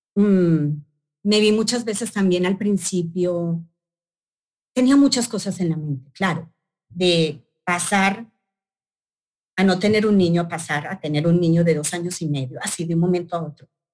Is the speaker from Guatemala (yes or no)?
no; Colombia; moved away; en Bogotá, Colombia, en mi país